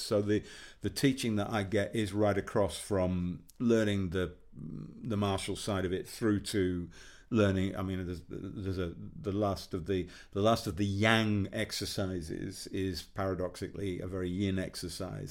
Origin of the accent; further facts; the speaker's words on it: Yorkshire and the Humber, United Kingdom; I grew up in West Yorkshire